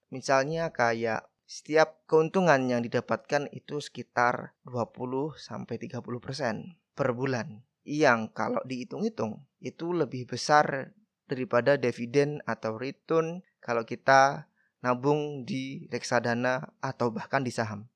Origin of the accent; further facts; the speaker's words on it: Badas, East Java, Indonesia; Desaku adalah salah satu desa yang ada di Kabupaten Kediri, Jawa Timur